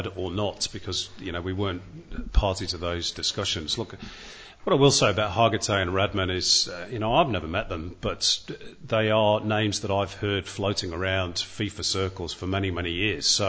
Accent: Manchester, North West England, United Kingdom; now in Australia; being a Mancunian and a City fan

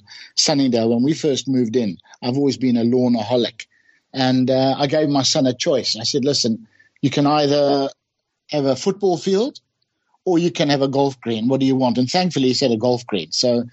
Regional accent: Bulawayo, Zimbabwe; moved away as an adult; also born or lived in Durban, South Africa; when we were kids growing up in my hometown in Bulawayo

